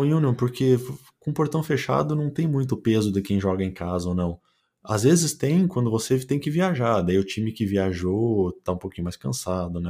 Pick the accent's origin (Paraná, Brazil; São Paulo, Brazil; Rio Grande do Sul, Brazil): Paraná, Brazil; Curitiba; moved away as an adult; now in Germany; eu sou de Curitiba